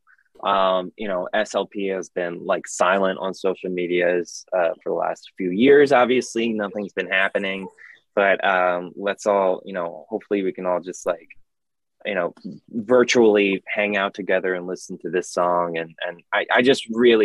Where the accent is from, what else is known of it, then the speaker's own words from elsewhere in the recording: Maryland, United States; I'm from Maryland